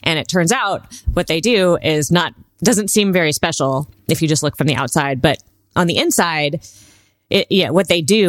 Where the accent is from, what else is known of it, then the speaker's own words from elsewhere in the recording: California, United States; Well, I grew up, I might date myself here, but I grew up in Southern California when Baywatch was really popular.